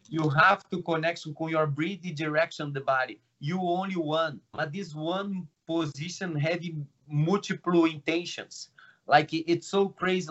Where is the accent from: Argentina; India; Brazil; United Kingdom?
Brazil; English is a second language; now in Toronto, Canada; I'm from Brazil.